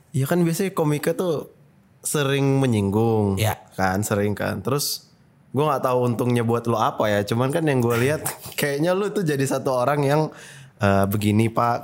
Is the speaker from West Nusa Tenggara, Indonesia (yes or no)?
no; Medan, North Sumatra, Indonesia; gue orang Medan